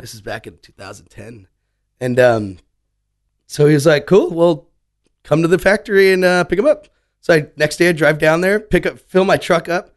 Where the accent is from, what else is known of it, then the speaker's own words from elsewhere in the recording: South Padre Island, Texas, United States; growing up in South Padre Island, going back to that, you're growing up on a resort